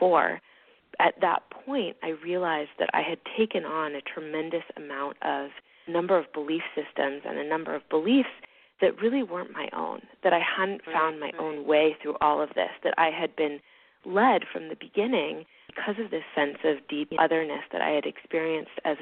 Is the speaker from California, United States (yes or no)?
no; Hawaii, United States; moved away as an adult; I grew up in Hawaii, actually, and I live here again now.